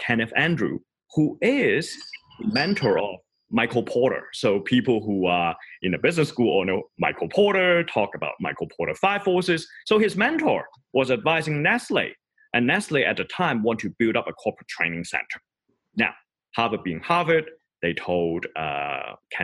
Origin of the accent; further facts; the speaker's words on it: Hong Kong; moved away as an adult; also born or lived in Boston / New York; now in Lausanne, Switzerland; I grew up in Hong Kong and study in Boston and live in New York before moving to the little town called Lausanne in Switzerland.